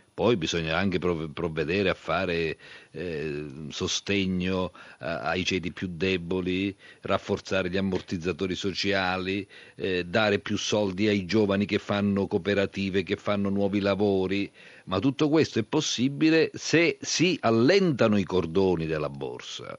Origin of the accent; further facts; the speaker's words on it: Basilicata, Italy; io sono lucano